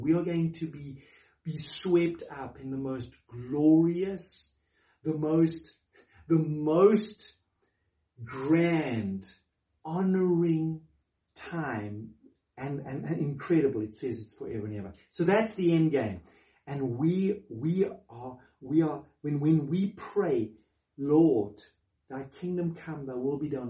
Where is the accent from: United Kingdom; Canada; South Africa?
South Africa; as a South African